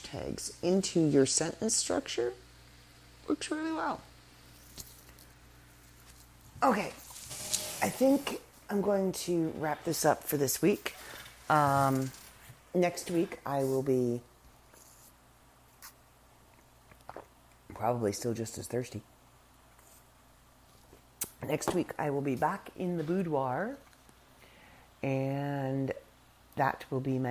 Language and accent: English; Canada; We are Canadian. We're still here